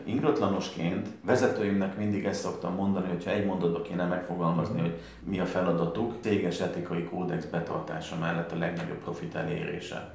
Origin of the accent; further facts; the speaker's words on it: Canada; now in Miskolc, Hungary; Én kint születtem Kanadában